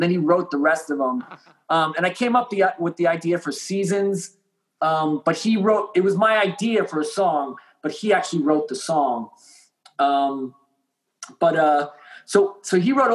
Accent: Long Island, New York, United States; we're from Long Island

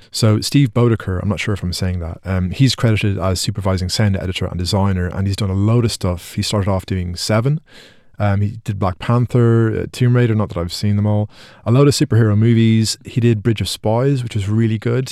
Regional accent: Ireland; because I'm Irish

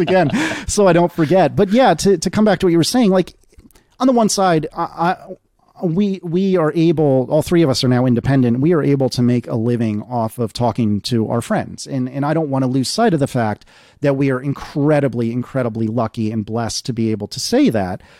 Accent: United States; as an American

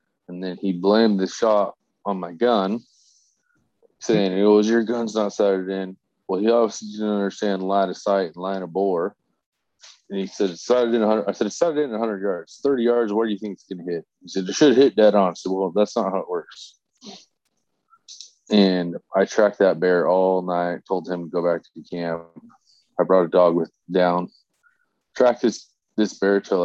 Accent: Oregon, United States; I'm from Oregon.

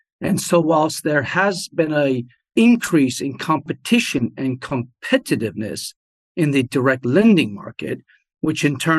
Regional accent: France; also born or lived in Germany / New Jersey, United States; So I grew up in France, Germany, and New Jersey. We moved around a bit as a family.

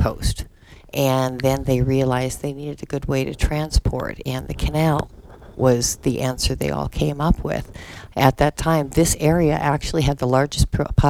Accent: Florida Gulf coast, United States; moved away as an adult; also born or lived in Lake Superior / Sarasota, Florida; now in Metamora, United States; And then I moved to Florida with my parents and lived on the Gulf until I was quite a bit older. I was a professional artist in Sarasota for 25 years before I met a sweet little hillbilly who moved me here.

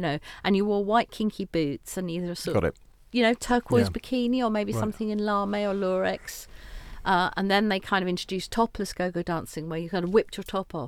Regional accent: London, United Kingdom; growing up in Gypsy Hill, Crystal Palace

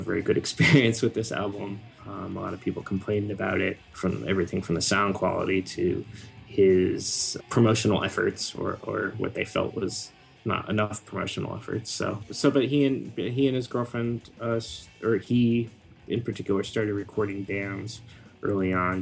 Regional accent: Connecticut, United States; now in Brooklyn, United States; Connecticut originally, and now I'm in Brooklyn, New York.

